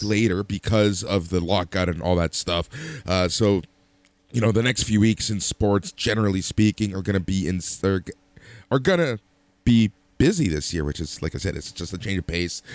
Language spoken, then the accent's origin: English; Toronto, Ontario, Canada; we're from Toronto